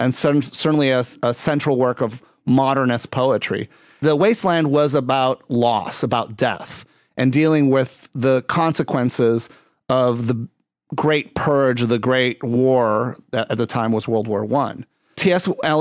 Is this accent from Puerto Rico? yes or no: yes; Puerto Rico; also born or lived in Texas; now in Chicago, United States; that's part of the reason I live in Chicago. I came from Puerto Rico to Texas, went from Texas to Chicago.